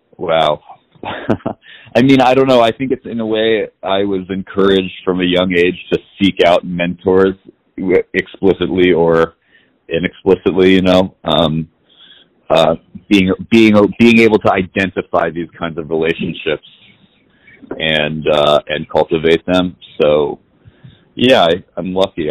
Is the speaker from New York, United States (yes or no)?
yes; New York City, New York, United States; I was born and raised in New York City